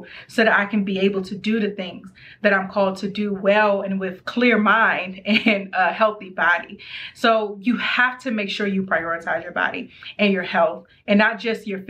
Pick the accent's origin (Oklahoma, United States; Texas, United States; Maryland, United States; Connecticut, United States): Maryland, United States; I'm from Maryland.